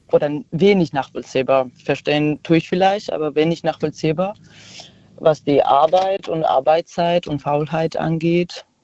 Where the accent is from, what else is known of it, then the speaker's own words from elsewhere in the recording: Georgia; now in Karlsruhe, Germany; Ich komme aus Georgien eigentlich und wohne in Karlsruhe.